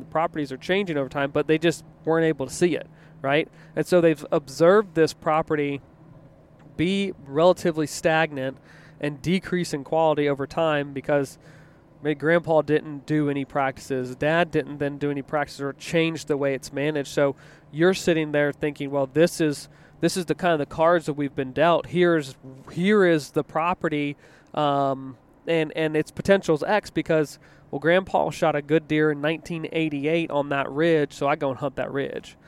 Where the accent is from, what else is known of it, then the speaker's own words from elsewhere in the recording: East Coast, United States; now in Midwest, United States; I grew up in the East Coast